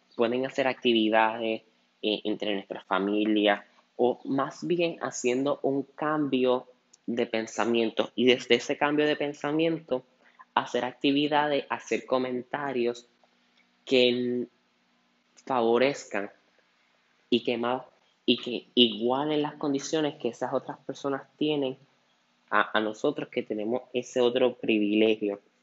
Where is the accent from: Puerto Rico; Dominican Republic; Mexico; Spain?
Puerto Rico; nosotros como puertorriqueños